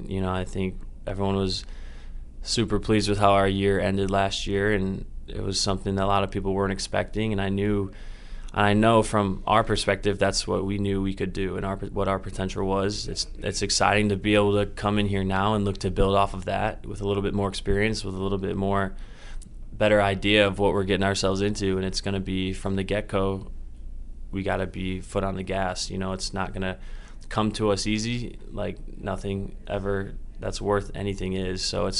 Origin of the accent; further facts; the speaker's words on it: Indiana, United States; I'm from Indiana, so the traveling is a little easier for my family, flying out of Chicago down to Florida.